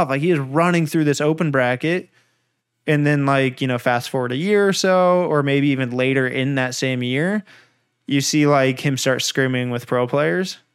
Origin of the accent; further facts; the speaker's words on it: California, United States; also born or lived in Anaheim; I've lived in California my whole life